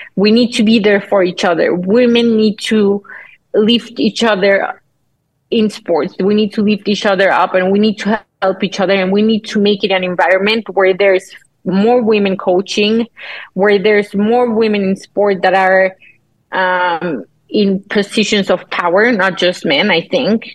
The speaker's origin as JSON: {"language": "English", "country": "Mexico"}